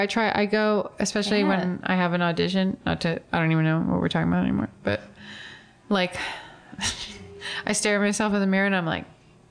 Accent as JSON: {"language": "English", "region": "Florida", "country": "United States", "said": "we're all from Florida."}